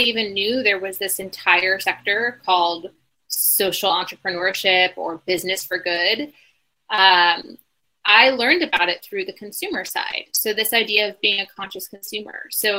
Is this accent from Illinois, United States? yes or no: yes; Bloomington, Illinois, United States; So in 2017, we came back to sort of my hometown. We moved around a little bit growing up, but Bloomington, Illinois, dead center middle America, is where we accidentally ended up